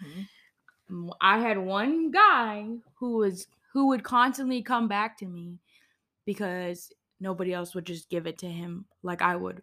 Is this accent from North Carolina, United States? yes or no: no; Georgia, United States; it's in my home state. It's in Atlanta.